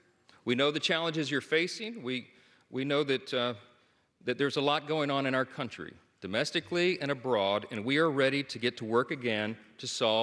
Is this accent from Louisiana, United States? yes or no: yes; Shreveport, Louisiana, United States; my hometown of Shreveport, Louisiana, a little town in northwest Louisiana.